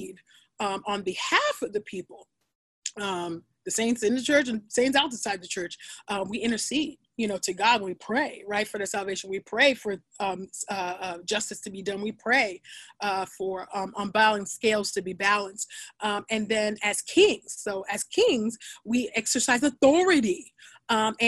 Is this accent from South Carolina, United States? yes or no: no; California, United States; I grew up in California